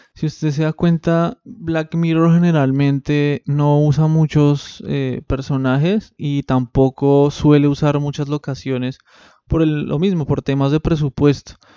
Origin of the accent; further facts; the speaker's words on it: Bogotá, Colombia; now in Buenos Aires, Argentina; como bogotano que soy